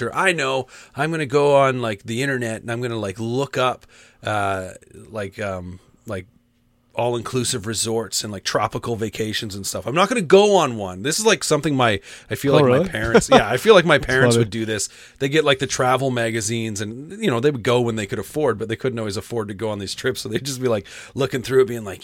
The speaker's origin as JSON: {"language": "English", "country": "Canada", "said": "we're Canadian"}